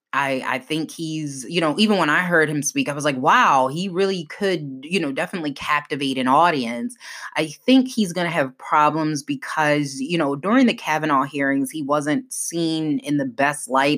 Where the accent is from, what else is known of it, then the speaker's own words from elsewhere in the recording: Maryland, United States; a former congressman from Maryland, my home state